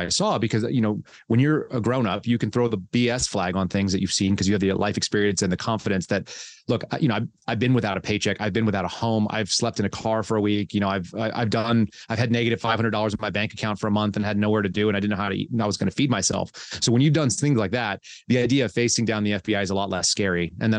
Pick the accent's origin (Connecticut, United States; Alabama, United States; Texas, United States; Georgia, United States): Texas, United States; also born or lived in California; So I grew up in California for a couple of years, and then I moved to Texas, and my family bounced back and forth between Texas and California.